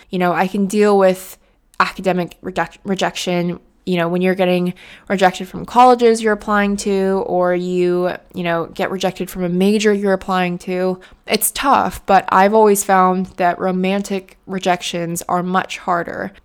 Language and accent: English; United States; moved away as an adult; now in United Kingdom; being an American in the U K